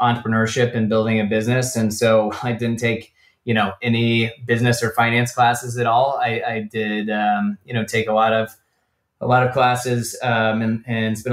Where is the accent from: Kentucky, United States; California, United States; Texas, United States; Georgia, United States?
Georgia, United States; Atlanta; moved away as an adult; also born or lived in New England; now in Los Angeles, United States; I grew up in Atlanta, was there for, you know, the first 18 years of my life